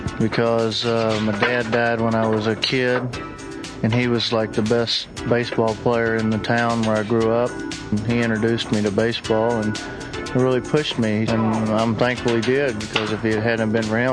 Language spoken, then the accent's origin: English; Texas, United States; And I grew up in Texas, and I played football through college.